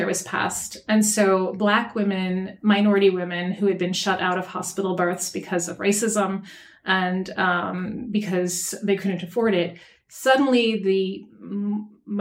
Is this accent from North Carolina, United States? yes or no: yes; North Carolina, United States; I'm from North Carolina